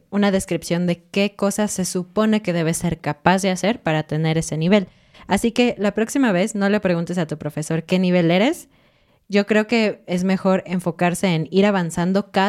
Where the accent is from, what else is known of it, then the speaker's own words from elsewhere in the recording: Mexico; decimos eso en México